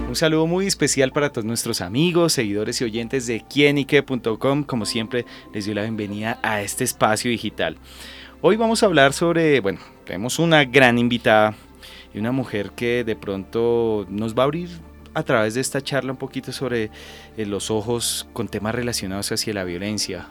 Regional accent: Colombia; nosotros como colombianos

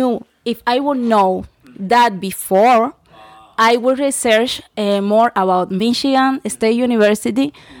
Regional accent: Cuba; English is a second language; I'm from Cuba. In my experience, it's a little bit different to the rest of our fellows because I came here in April.

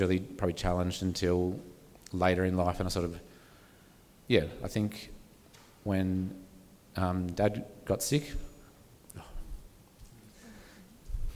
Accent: Sydney, New South Wales, Australia; So I grew up in Sydney

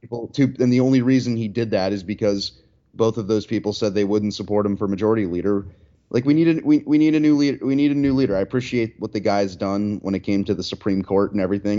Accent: Pennsylvania, United States; my home state

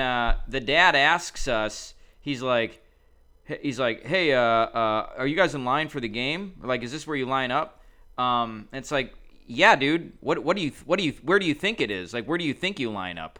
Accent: Wisconsin, United States; now in Chicago, United States; I grew up in Wisconsin

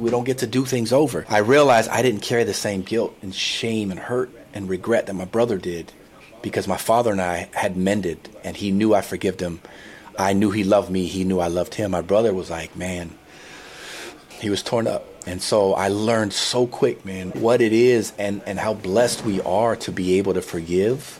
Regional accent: San Diego, California, United States; I'm from San Diego originally, and I went to UCLA

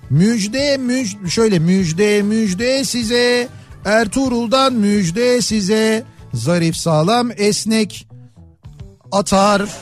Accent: Istanbul, Turkey; ben bir İstanbullu

